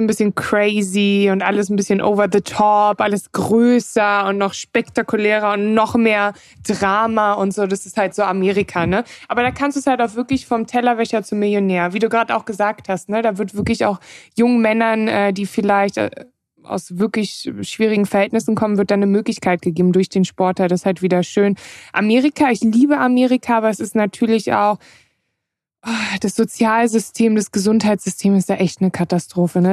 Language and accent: German; Germany; ich bin in Deutschland aufgewachsen